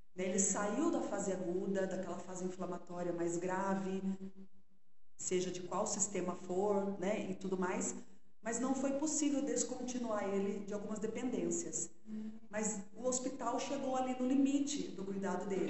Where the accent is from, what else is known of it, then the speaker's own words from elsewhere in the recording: Sorocaba, São Paulo, Brazil; accent: sotaquinho do interior; moved away as an adult; eu sou de Sorocaba. E morei, nasci, morei a vida toda lá, me casei, né? Ainda morava em Sorocaba.